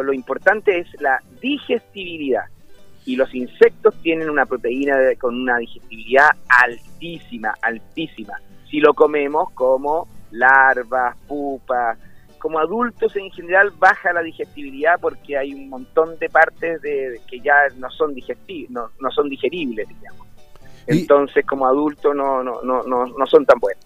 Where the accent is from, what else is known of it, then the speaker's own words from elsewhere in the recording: Chile; en Chile somos un país